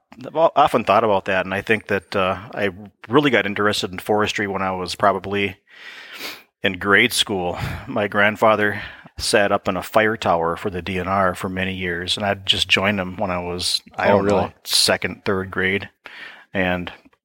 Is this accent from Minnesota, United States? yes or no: yes; Minnesota, United States; Yeah, I grew up probably 25 miles south of here.